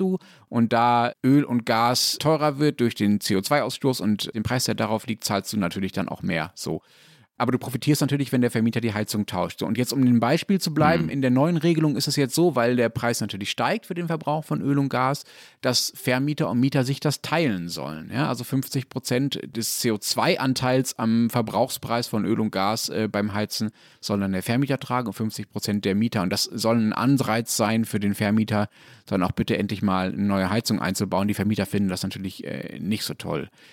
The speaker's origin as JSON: {"language": "German", "country": "Germany", "said": "ich deutscher Ignorant"}